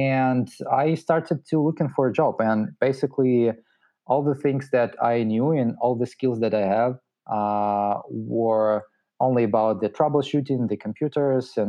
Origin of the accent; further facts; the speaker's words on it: Russia; also born or lived in Moscow / St. Petersburg; I'm originally from Russia